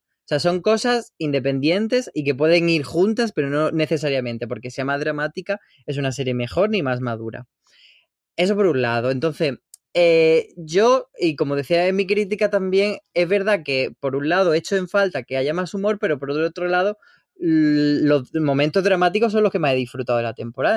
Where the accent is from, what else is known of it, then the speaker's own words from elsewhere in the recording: Spain; los que somos de España